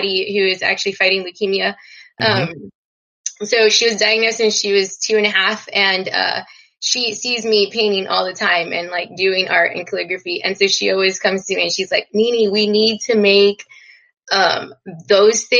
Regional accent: Texas, United States; I'm from Texas

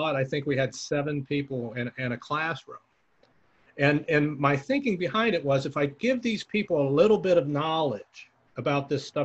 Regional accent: the Bay Area, California, United States; I'm from the Bay. I live in the Bay Area

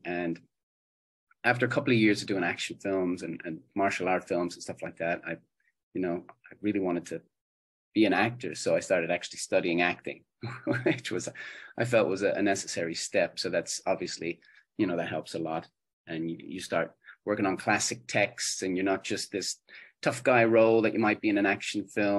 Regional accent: Ireland; growing up in Ireland, we're watching television from Australia, from the USA a lot, from the UK.

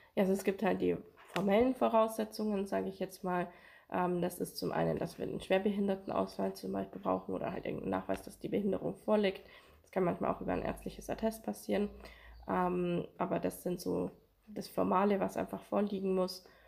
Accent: Amberg, Bavaria, Germany; ich bin hier in Amberg auch aufgewachsen

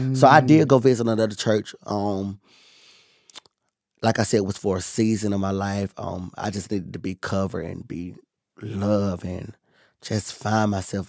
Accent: Bethel, North Carolina, United States; So I'm from Bethel, North Carolina. {S1} Mm-hmm. {S0} That's where I was born and raised.

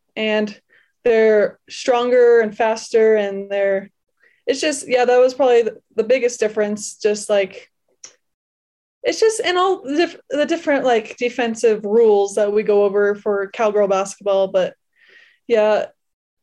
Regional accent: Wyoming, United States; growing up in Wyoming

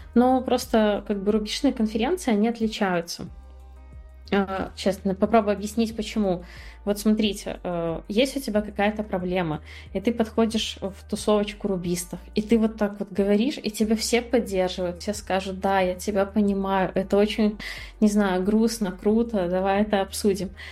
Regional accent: Belarus; moved away as an adult; also born or lived in Minsk, Belarus; now in Batumi, Georgia; я родилась в Беларуси, в маленьком городе. Когда ты рождаешься в маленьком городе в Беларуси, все, что ты делаешь, это все возможно, ну, хорошо учишься, чтобы оттуда уехать.

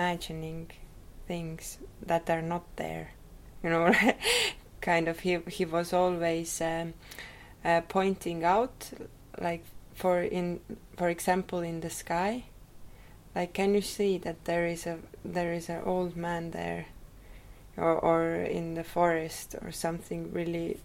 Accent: Rakvere, Lääne-Viru County, Estonia; I was born in Rakvere. It is a small town, more to east from Tallinn.

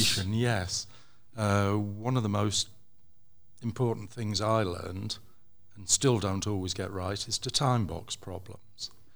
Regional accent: England, United Kingdom; moved away as an adult; now in Amsterdam, Netherlands; I would say I'm English, but I'm a Dutch resident

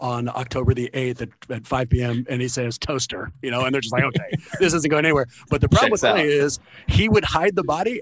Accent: Oakland, California, United States; As a man who was born and raised in Oakland

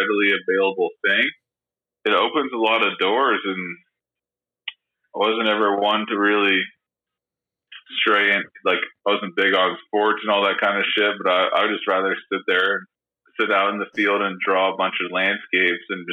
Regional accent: Wainscott, New York, United States; I grew up in Waynescott, which is like a much smaller, I mean, in my eyes, the lesser known little hamlet of the Hampton's

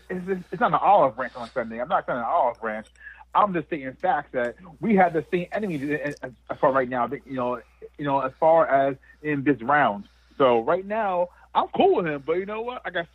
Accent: Montclair, New Jersey, United States; Josh Allen played high school ball in my hometown here in New Jersey, in Montclair, New Jersey.

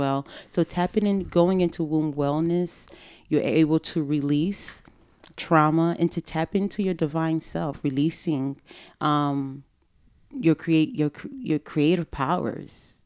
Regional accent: Fort Lauderdale, Florida, United States; moved away as an adult; I grew up in Fort Lauderdale, Florida, in a, you know, in a Haitian community, in a Haitian household.

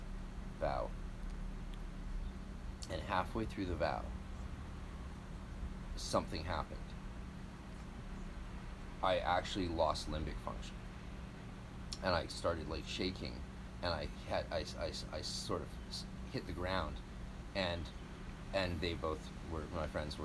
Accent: British Columbia, Canada; I'm Canadian.

